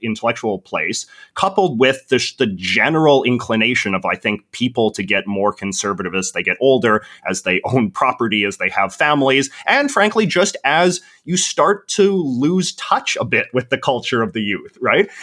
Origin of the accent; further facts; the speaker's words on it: Vancouver, British Columbia, Canada; I'm from Vancouver, which has some of the most expensive and overinflated property prices in the entire world